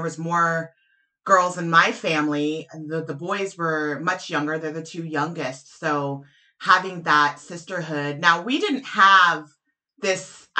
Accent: New Mexico, United States; I grew up in New Mexico

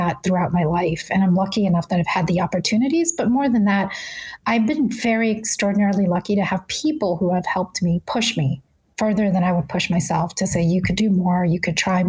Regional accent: Texas, United States; moved away; also born or lived in Northeast United States; I grew up in Texas

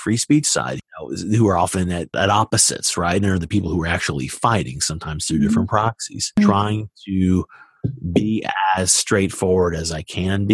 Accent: Deep South, United States; now in China; The deep, deep South, the deep, dirty South is my origin story

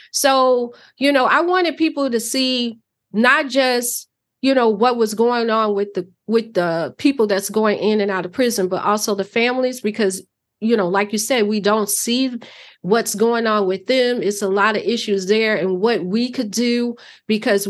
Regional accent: Chicago, Illinois, United States; moved away as an adult; now in Wisconsin, United States; I grew up in Chicago, moved to Wisconsin in my later years

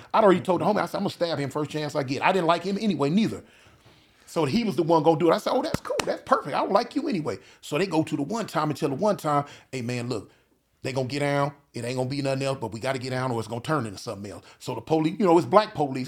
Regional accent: California, United States; I'm from Cali.

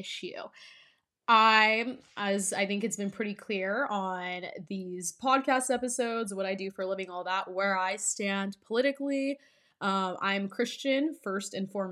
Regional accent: California, United States; growing up in California, I spent 4 years of high school playing in CIF

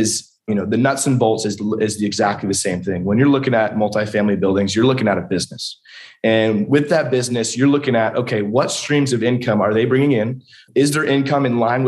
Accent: Huntington Beach, California, United States; moved away as an adult; also born or lived in San Diego, California; now in Lexington, United States; born and raised in Huntington Beach, California

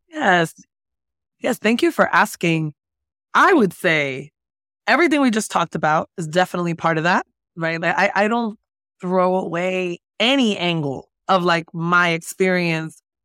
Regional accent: Jersey City, New Jersey, United States; moved away as an adult; also born or lived in San Francisco Bay Area; I was raised in Jersey City, New Jersey

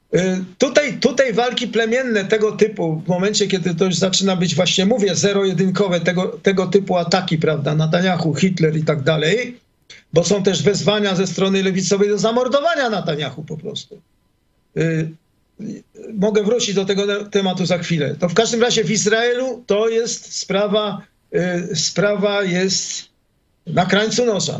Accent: Warsaw, Masovian Voivodeship, Poland; moved away as an adult; now in Israel; ja pochodzę z Warszawy

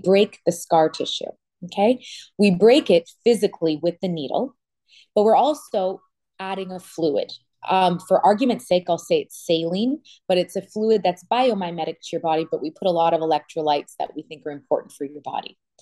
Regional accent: Canada; also born or lived in Toronto, Canada; now in Miami, United States; I'm from Canada.

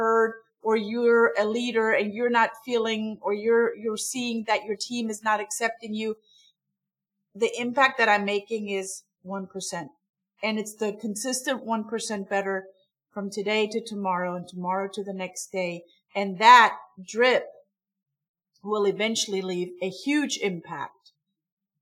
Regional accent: Stuttgart area, Baden-Württemberg, Germany; English is a second language; moved away as an adult; also born or lived in Munich, Germany / Heilbronn, Germany; now in Atlanta, United States; I'm from Germany. I'm from the Stuttgart area

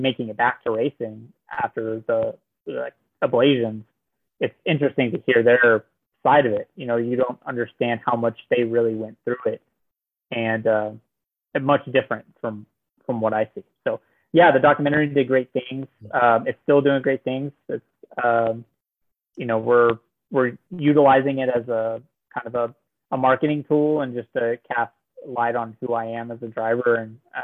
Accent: Norman, Oklahoma, United States; I'm from Norman, Oklahoma

